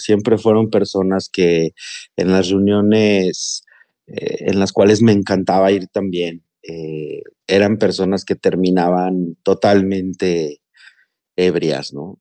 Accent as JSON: {"language": "Spanish", "region": "Mexico City", "country": "Mexico", "tie": "born or raised there", "moved": "as an adult", "lives_now": "Monterrey, Mexico", "said": "yo soy originario de la Ciudad de México, pero actualmente tengo viviendo cuatro años en la ciudad de Nuevo León. en el municipio de Monterrey"}